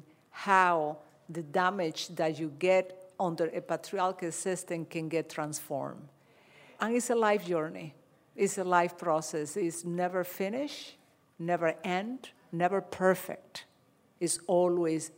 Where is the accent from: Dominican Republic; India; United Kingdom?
Dominican Republic; moved away; I'm Dominican